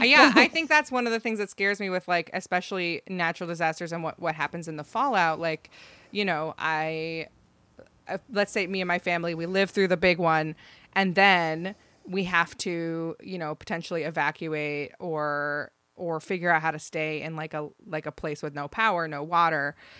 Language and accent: English; Ohio, United States; I grew up in Ohio